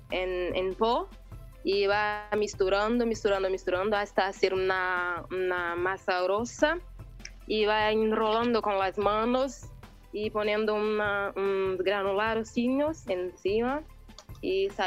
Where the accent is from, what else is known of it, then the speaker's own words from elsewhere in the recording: Brazil; yo realmente no soy una buena brasileña.